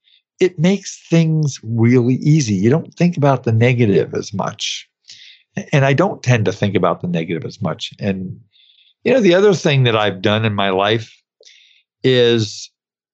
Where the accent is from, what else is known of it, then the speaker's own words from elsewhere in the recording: New York City, New York, United States; I grew up in Brooklyn.